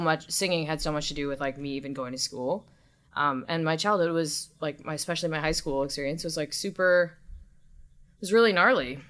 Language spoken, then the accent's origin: English; Southern California, United States; also born or lived in Long Beach, California; I was born in Long Beach. I grew up in Southern California